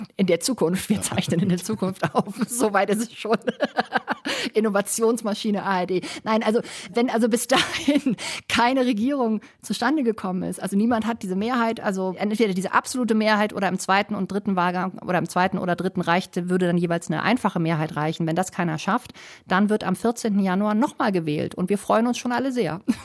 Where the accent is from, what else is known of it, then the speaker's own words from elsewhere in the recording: Germany; now in Madrid, Spain; bei uns in Deutschland